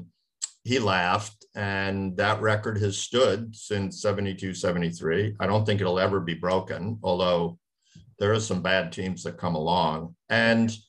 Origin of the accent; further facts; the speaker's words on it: East Coast, United States; I grew up on the East Coast